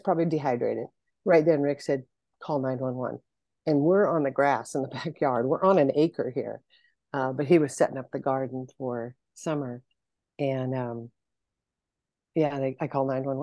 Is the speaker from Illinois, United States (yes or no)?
no; Torrance, California, United States; also born or lived in Fontana, California / Fullerton, California; now in High Desert, California, United States; I've been in Southern California all my life. I was born and raised in Torrance